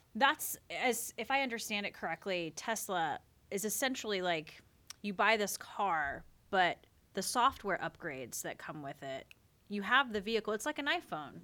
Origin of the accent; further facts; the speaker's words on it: South Carolina, United States; now in Oregon, United States; I'm from South Carolina